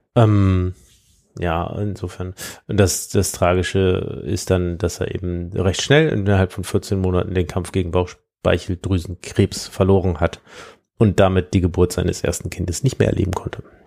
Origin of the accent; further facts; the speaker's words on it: Siegburg, North Rhine-Westphalia, Germany; aus meiner Heimatstadt